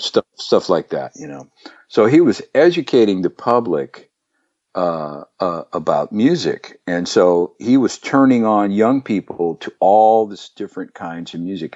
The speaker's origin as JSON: {"language": "English", "town": "Pleasanton", "region": "California", "country": "United States", "tie": "born or raised there", "also_born_or_lived": "Oakland, California / Livermore, California", "said": "I was born in Oakland, grew up in Pleasanton, California"}